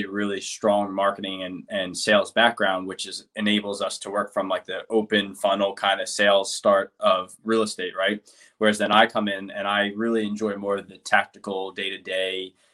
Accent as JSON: {"language": "English", "region": "New Jersey", "country": "United States", "tie": "born or raised there", "moved": "as an adult", "lives_now": "San Diego, United States", "said": "I grew up in South Jersey. I slowly moved to North"}